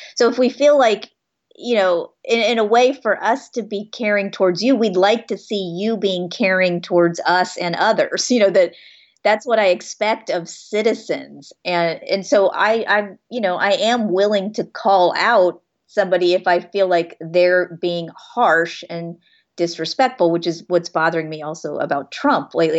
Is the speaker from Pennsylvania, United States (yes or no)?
no; Florida, United States; growing up in Florida